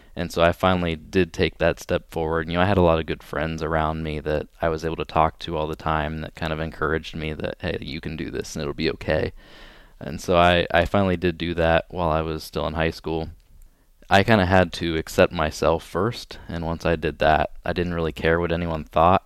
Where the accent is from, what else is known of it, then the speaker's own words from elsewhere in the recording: Pleasant Hill, Ohio, United States; moved away as an adult; I'm originally from a really small town in Ohio called Pleasant Hill